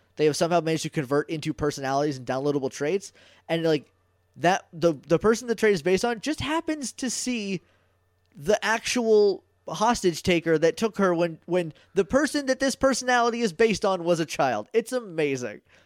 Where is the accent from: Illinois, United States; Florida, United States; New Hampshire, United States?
New Hampshire, United States; I'm from New Hampshire